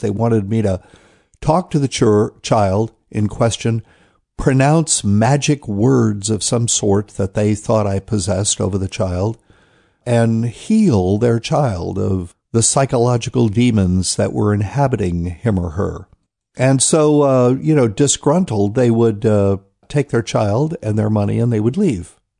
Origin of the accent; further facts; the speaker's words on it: New Bern, North Carolina, United States; New Bern, North Carolina, Temple Church. That's my hometown.